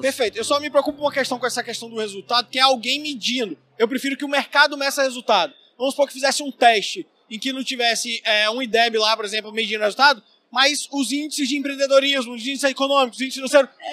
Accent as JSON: {"language": "Portuguese", "region": "interior of Bahia", "country": "Brazil", "tie": "born or raised there", "moved": "as an adult", "said": "Eu vim do interior da Bahia, fiz escola é, particular, Fiz depois três anos de faculdade pública lá."}